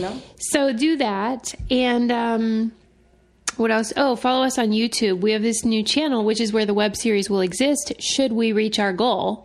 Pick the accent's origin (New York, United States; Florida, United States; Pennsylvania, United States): Pennsylvania, United States; Pittsburgh; I am from Pittsburgh